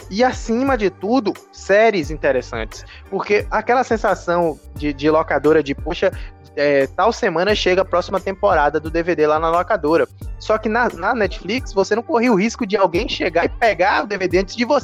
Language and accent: Portuguese; Brazil; a gente é brasileiro